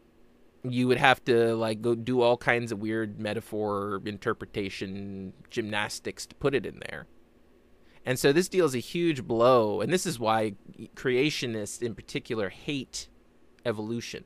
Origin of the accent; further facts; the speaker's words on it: United States; I grew up in America